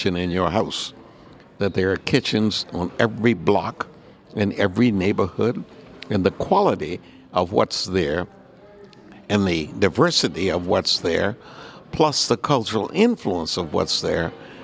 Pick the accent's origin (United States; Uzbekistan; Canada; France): United States; Texas; moved away as an adult; I immigrated here from Texas after high school